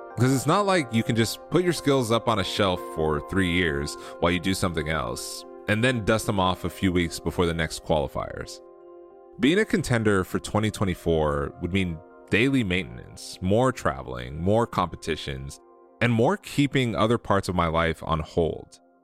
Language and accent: English; United States; I'm an American athlete